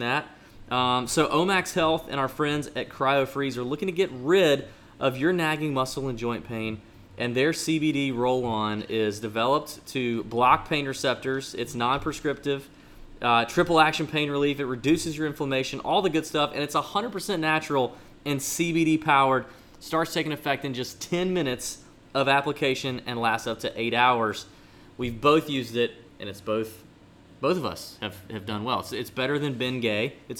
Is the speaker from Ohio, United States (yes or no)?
no; Augusta, Georgia, United States; Augusta, Georgia, my hometown